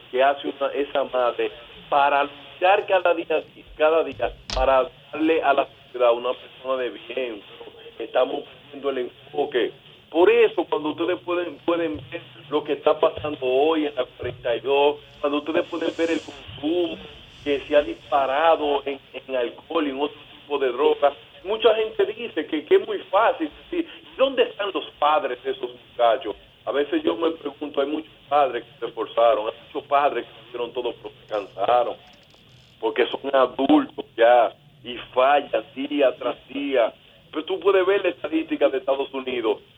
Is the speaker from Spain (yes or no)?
no; Dominican Republic; Y aquello aspiro como dominicano